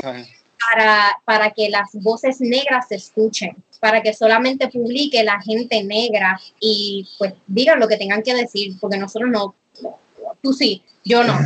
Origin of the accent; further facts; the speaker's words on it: Puerto Rico; en Puerto Rico, nosotros somos un hub, un hub de extranjeros